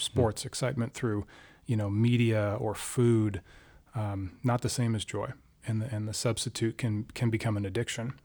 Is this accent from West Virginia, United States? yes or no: no; Alaska, United States; moved away as an adult; also born or lived in Washington, D.C.; I grew up in Alaska.